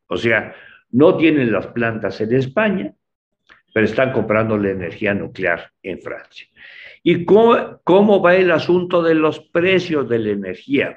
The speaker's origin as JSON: {"language": "Spanish", "country": "Mexico", "said": "las cosas de nuestro país como mexicanos"}